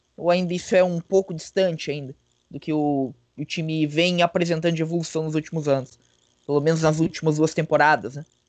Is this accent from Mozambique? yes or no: no; Blumenau, Santa Catarina, Brazil; Eu sou catarinense, eu sou catarinense de Blumenau